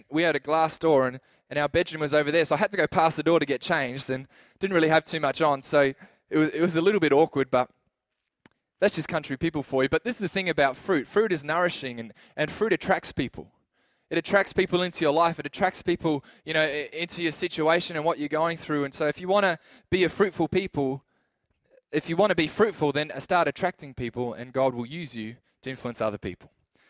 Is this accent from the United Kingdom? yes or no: no; Adelaide, South Australia, Australia; we came from Adelaide where you didn't really know your neighbor at all.